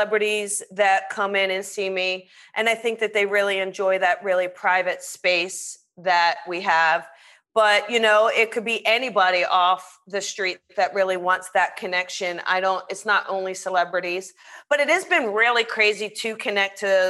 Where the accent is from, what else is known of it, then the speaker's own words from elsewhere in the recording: south of Cherry Hill, New Jersey, United States; now in Los Angeles, United States; I'm from New Jersey